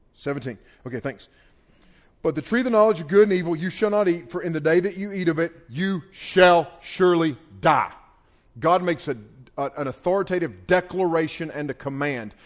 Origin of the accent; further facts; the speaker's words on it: United States; I grew up on the Pigeon River, not far from here. I grew up right on the Pigeon River